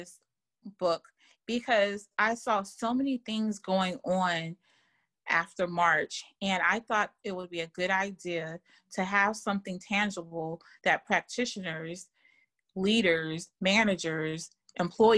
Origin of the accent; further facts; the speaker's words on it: Germany; moved away; I grew up in Germany